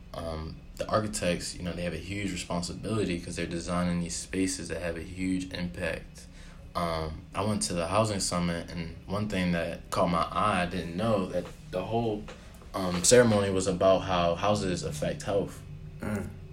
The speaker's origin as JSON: {"language": "English", "area": "Baltimore County", "region": "Maryland", "country": "United States", "tie": "born or raised there", "said": "I'm from the suburbs. I'm from Baltimore County. So yeah. I grew up in a subdivision, single family homes."}